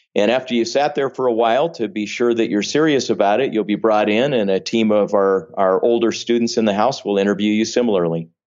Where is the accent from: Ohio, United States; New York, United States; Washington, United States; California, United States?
California, United States; Vallejo; raised primarily in Northern California